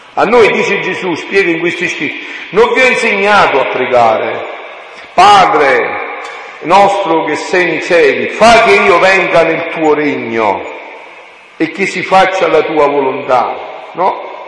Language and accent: Italian; Southern Italy, Italy; born or raised there